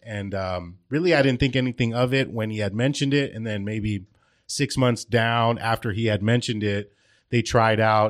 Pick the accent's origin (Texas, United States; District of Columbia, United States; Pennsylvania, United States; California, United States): California, United States; Glendale; I was born and raised in Glendale